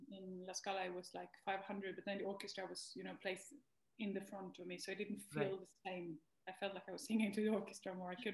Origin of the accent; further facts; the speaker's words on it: Norway; also born or lived in Denmark; I moved from Denmark to Norway, and I moved sort of back home